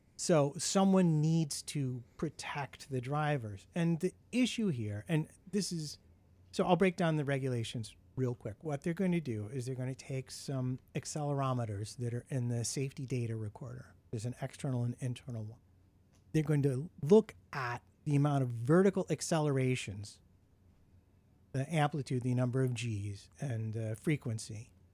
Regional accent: United States; being an American

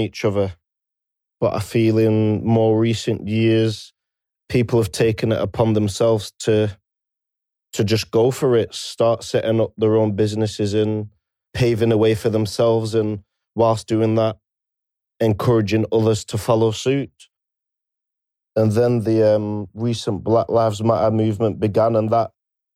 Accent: Preston, North West England, United Kingdom; I'm from Preston, Lancashire

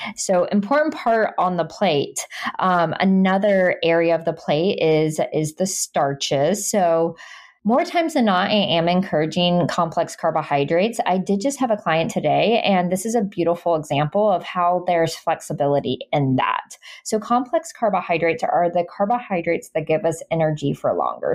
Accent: Jacksonville, Florida, United States; it's in my hometown

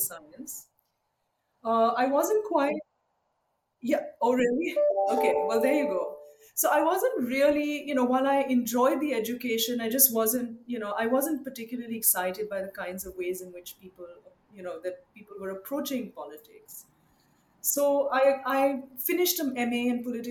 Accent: Mumbai, Maharashtra, India; also born or lived in Chennai / Hyderabad; now in United States; I grew up actually in India and I spent a lot of my adolescence in Mumbai.

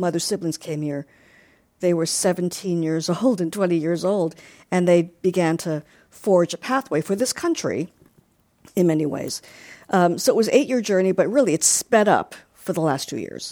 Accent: Long Island, New York, United States; growing up in Long Island

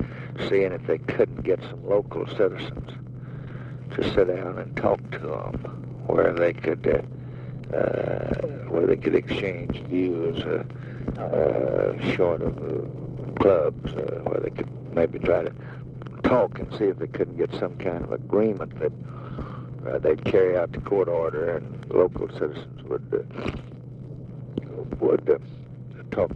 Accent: Tennessee, United States; I'm here because I come from Tennessee, and I know the situation.

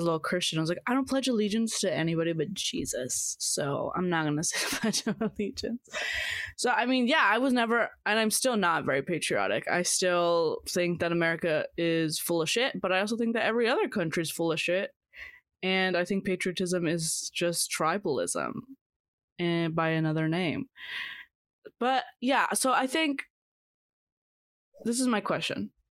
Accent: Mexico; I am Mexican American, so I have two countries, dual citizenship. I am proud of being Mexican, but in Mexico, it's more about being proud of your culture.

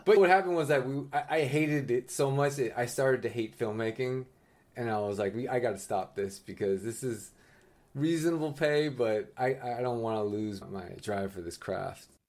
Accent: San Francisco, California, United States; I am a sixth generation Chinese American, born and raised in, in San Francisco, California

